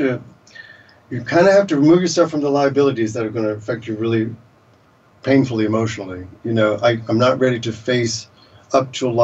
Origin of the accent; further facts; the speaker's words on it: the South, United States; moved away; I grew up in the South